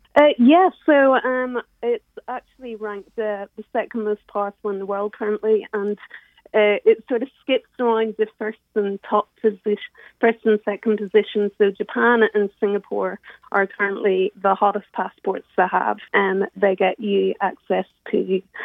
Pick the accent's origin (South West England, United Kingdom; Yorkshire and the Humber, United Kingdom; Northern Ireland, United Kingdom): Northern Ireland, United Kingdom; now in London, United Kingdom; I'm from Northern Ireland